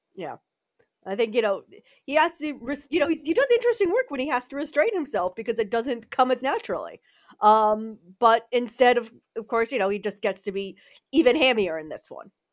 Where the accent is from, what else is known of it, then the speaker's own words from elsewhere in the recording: United States; now in Netherlands; I'm an American living in the Netherlands